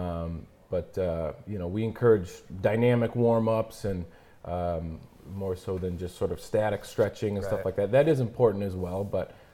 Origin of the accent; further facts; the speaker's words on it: Frankenmuth, Michigan, United States; I grew up in Frankmuth